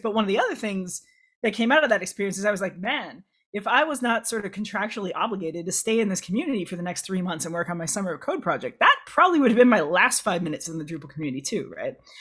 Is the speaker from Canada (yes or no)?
no; Midwest, United States; a queer kid growing up in the Midwest, United States.